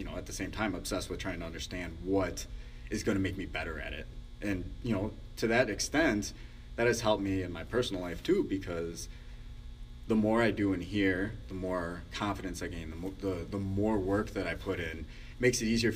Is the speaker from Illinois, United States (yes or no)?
yes; Chicago, Illinois, United States; growing up in Chicago